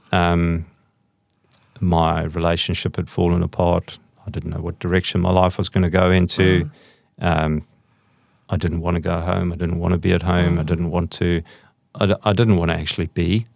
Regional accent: South Africa; I was brought up in South Africa

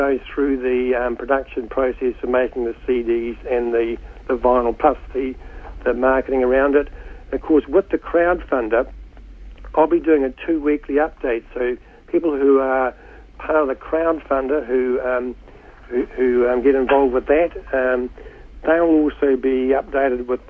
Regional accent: Hamilton, Waikato, New Zealand; I heard the Hamilton Caledonian Society pipe band play at my primary school, which was Hamilton East Primary School

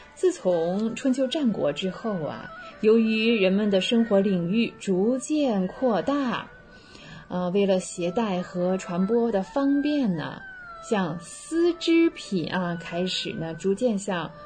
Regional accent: China; 我们中国人

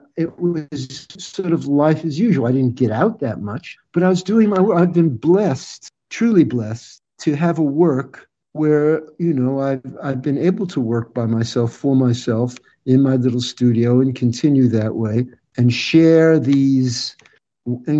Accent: New York, United States; I hail from New York. I grew up in New York, and my wife and I currently live in mid-state New York

